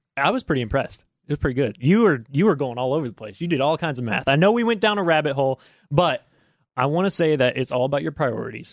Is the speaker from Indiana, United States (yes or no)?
yes; Georgetown, Indiana, United States; moved away as an adult; also born or lived in Ohio; now in Lexington, United States; I'm from Southern Indiana